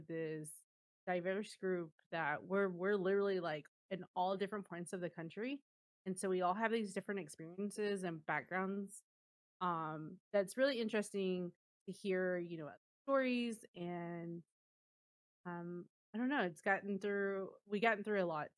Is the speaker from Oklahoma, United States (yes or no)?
yes; Oklahoma, United States; So I'm from Oklahoma, and I've been here my whole life